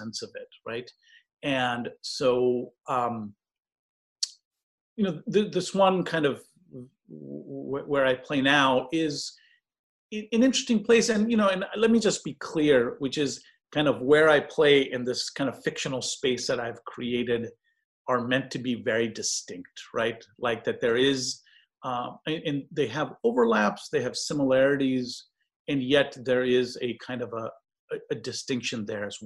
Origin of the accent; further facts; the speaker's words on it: East Bay, California, United States; now in Santa Barbara, United States; I grew up in the East Bay playing public courts